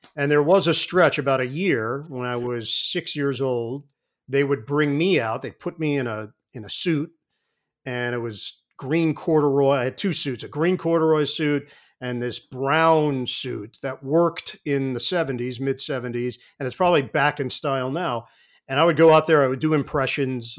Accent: New York City, New York, United States; I grew up in Queens

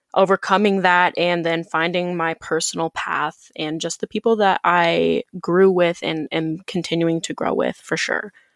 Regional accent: South Dakota, United States; moved away as an adult; also born or lived in Chicago; I grew up in South Dakota in a pretty small town, about ten thousand people

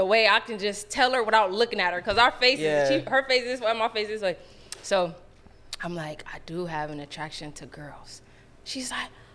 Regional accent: Long Beach, California, United States

